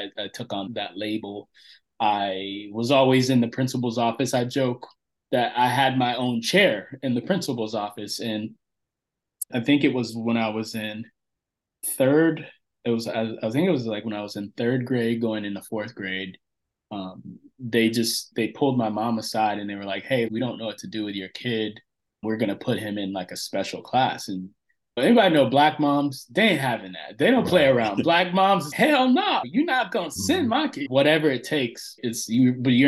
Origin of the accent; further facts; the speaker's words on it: Central Florida, United States; we relocated from Northern Florida to Central Florida. And we grew up in this, at that time, it was a small backwoods redneck town